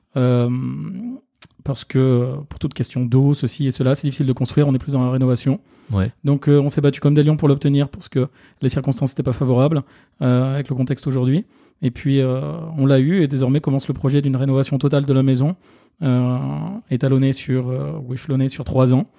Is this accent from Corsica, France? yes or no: no; Ardèche, Auvergne-Rhône-Alpes, France; moved away as an adult; now in Paris, France; je suis originaire d'Ardèche